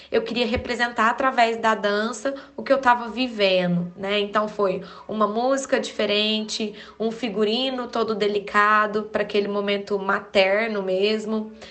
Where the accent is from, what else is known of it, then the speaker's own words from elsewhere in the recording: Uberaba, Minas Gerais, Brazil; Eu sou de Uberaba, ministro aulas há mais de 10 anos na minha cidade.